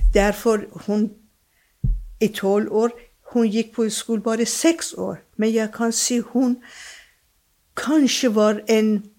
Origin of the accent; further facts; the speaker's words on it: Iran; first language Persian; Norwegian is a second language; moved away as an adult; also born or lived in England / Germany; now in Drammen, Norway; jeg er født og oppvokst i Iran.